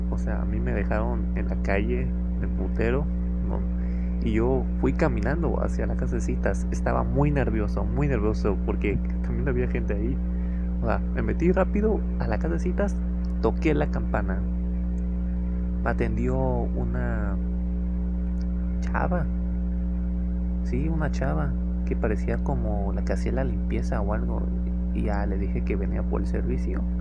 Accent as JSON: {"language": "Spanish", "town": "Ciudad Madero", "region": "Tamaulipas", "country": "Mexico", "said": "¿Qué voy a estar haciendo en Altamira? Si yo soy de Madero."}